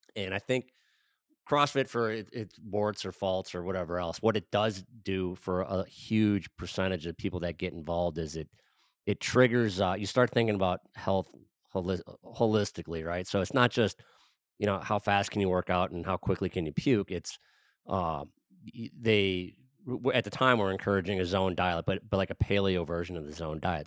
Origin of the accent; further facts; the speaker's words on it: Wisconsin, United States; I grew up in Wisconsin